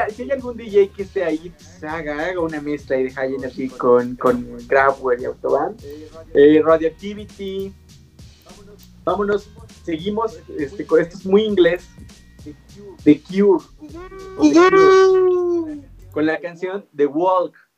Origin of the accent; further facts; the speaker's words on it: Oaxaca, Mexico; Yo, soy oaxaqueño, güey, soy, de, soy itzmeño